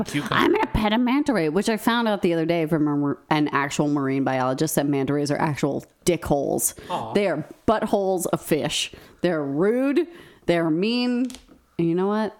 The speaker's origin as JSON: {"language": "English", "region": "New Mexico", "country": "United States", "tie": "born or raised there", "said": "growing up in New Mexico"}